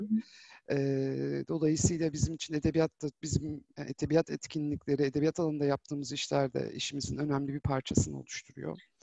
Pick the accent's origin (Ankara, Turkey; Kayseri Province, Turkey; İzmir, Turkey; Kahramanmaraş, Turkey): Ankara, Turkey; moved away as an adult; now in Istanbul, Turkey; Ankaralıyım. E, 6 aylık olduğumdan beri Ankara'da yaşadım. Hı. E, 4 yıl önce İstanbul'a taşınana kadar